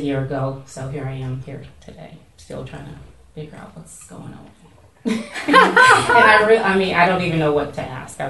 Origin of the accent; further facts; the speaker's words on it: Louisiana, United States; now in Washington, D.C., United States; I'm from Louisiana, and my family is very Southern Baptist